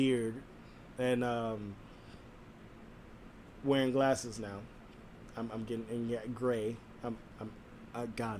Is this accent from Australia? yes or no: no; West Coast, United States; someone who's born and raised on the West Coast